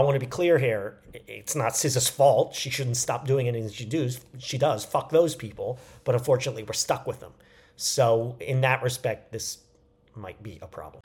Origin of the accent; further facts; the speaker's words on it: New York, United States; moved away; going back to New York, my hometown